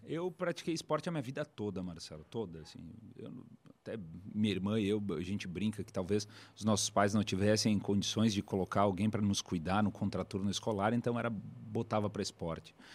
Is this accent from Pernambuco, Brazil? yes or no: no; Bento Gonçalves, Rio Grande do Sul, Brazil; da capital brasileira do vinho que venho, lá de Bento Gonçalves